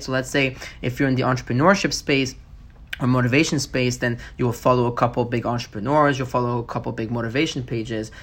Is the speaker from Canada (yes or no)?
yes; Montreal, Quebec, Canada; I'm from Montreal